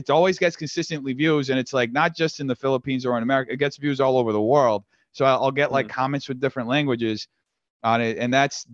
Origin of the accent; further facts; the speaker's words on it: Brazil; also born or lived in New York; now in United States; I'm from Brazil